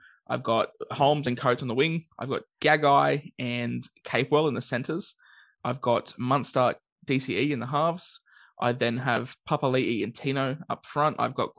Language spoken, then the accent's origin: English; Queensland, Australia; As a Queenslander